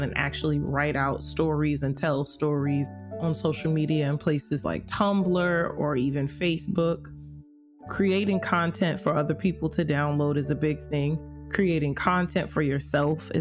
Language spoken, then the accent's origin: English; New York City, New York, United States; I'm from Brooklyn, New York.